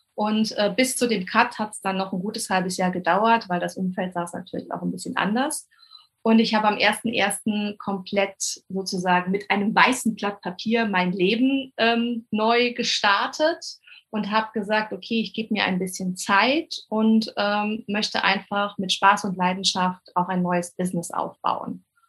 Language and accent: German; Rhineland-Palatinate, Germany; komme von der coolsten Weinregion, nämlich der schönen Mosel.